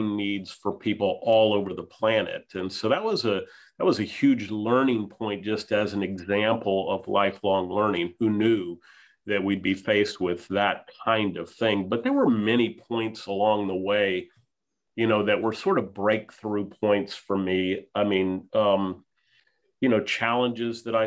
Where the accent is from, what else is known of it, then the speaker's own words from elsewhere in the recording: Tampa, Florida, United States; also born or lived in Taipei, Taiwan / Philippines; now in Memphis, United States; I grew up in the Tampa, St. Pete area, really an interesting place at the time to grow up